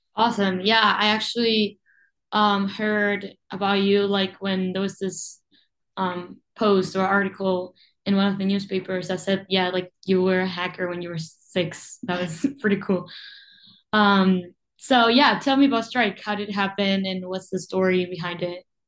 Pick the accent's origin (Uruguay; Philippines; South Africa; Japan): Uruguay; moved away as an adult; now in Rochester, United States; I was born and raised in Uruguay